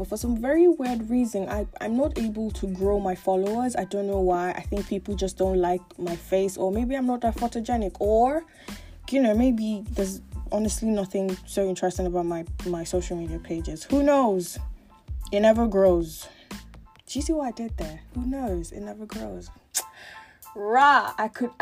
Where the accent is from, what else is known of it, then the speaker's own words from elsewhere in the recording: Lagos, Nigeria; I grew up in Lagos, Nigeria. Born and bred, schooled, groomed, born and bred in Lagos, Nigeria.